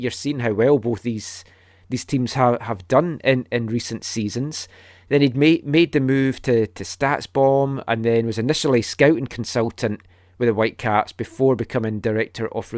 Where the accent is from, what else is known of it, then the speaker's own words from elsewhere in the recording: Scotland, United Kingdom; moved away; When I was growing up in Scotland